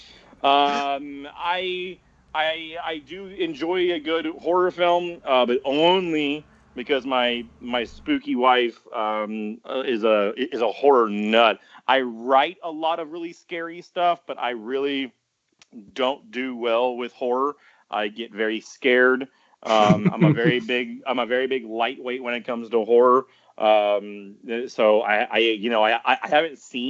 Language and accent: English; Garland, Texas, United States; now in Austin, United States; I'm from Garland.